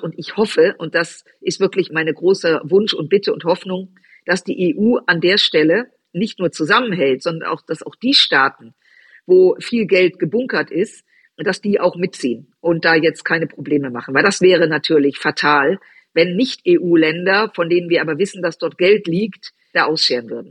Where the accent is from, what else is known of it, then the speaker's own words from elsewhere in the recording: Düsseldorf, North Rhine-Westphalia, Germany; ich bin in Düsseldorf groß geworden, aufgewachsen